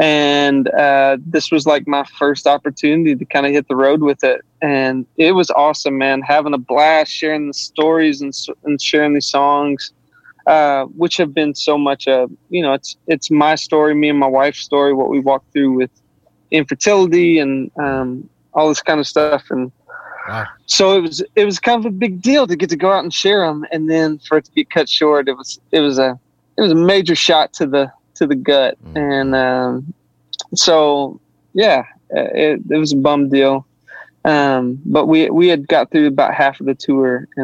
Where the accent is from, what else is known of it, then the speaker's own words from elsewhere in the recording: Southeast Arkansas, United States; Grew up in Southeast Arkansas